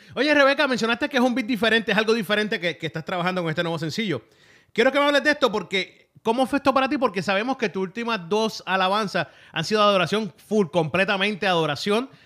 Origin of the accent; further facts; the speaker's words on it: Puerto Rico; lo estoy diciendo como puertorriqueño